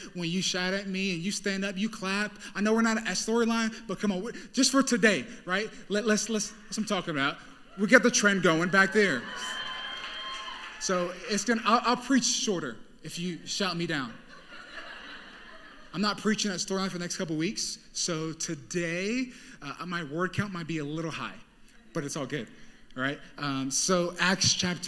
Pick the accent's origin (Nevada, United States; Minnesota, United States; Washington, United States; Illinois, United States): Nevada, United States; Las Vegas; moved away as an adult; now in Oakland, United States; I'm from Vegas